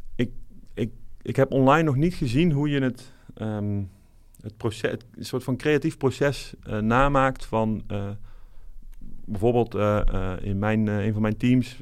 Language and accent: Dutch; North Brabant, Netherlands; moved away as an adult; also born or lived in Eindhoven; now in Amsterdam, Netherlands; Wiebe en ik komen allebei eh, opgegroeid in Brabant